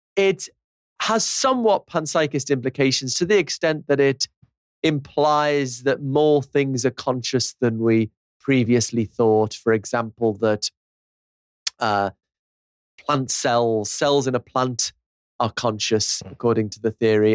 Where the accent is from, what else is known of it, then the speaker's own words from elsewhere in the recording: Liverpool, North West England, United Kingdom; I'm from Liverpool